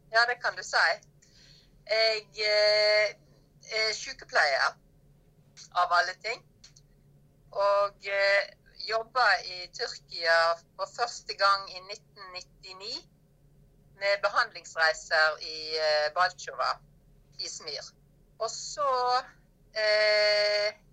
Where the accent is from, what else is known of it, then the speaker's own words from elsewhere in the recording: Norway; moved away as an adult; now in Cappadocia, Turkey; jobba hjemme i Norge